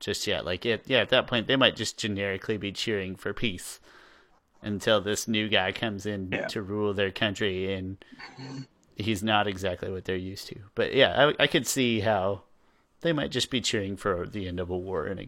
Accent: Southern Kansas, United States; I'm from Southern Kansas. Things are different down there.

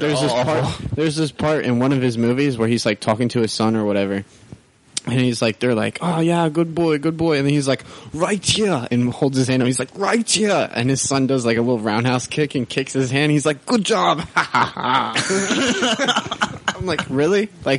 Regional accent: Boston, Massachusetts, United States; I'm from Boston.

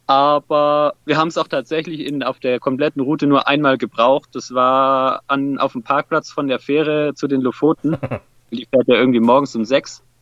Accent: Swabia, Baden-Württemberg, Germany; born or raised there; also born or lived in Hesse

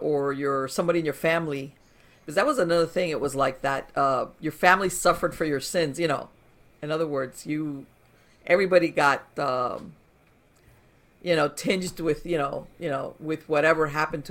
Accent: Miami, Florida, United States; I grew up in Miami

